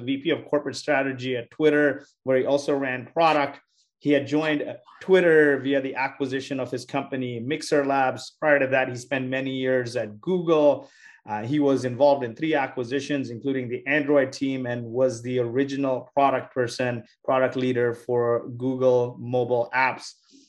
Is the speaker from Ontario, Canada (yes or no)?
no; Montreal, Quebec, Canada; now in San Francisco, United States; from Montreal. I'm tuning in from San Francisco.